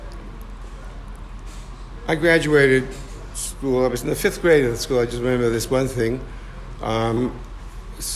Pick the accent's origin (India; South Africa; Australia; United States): United States; New York City, New York; also born or lived in Flatbush, Brooklyn; I grew up in America. I grew up, actually when I was young, a little baby boy, and until I was 5 years old, I lived in Flatbush. But then we moved to Borough Park. And in Borough Park, that's when I started school.